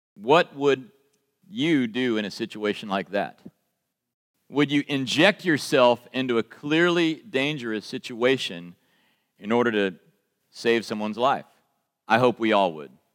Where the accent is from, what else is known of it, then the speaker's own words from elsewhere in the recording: United States; accent: American; my American accent